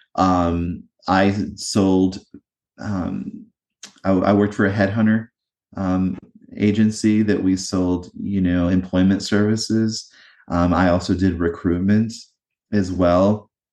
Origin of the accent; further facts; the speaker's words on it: eastern North Carolina, United States; also born or lived in New Jersey; I grew up in a small town in eastern North Carolina